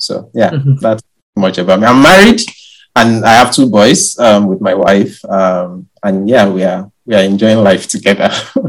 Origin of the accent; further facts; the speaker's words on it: Ile-Ife, Osun, Nigeria; moved away as an adult; now in Liverpool, United Kingdom; I was born in Nigeria, in an ancient city called Ilife in southwestern Nigeria. That's the city where all Yoruba is one of the ethnic major ethnic tribes in Nigeria.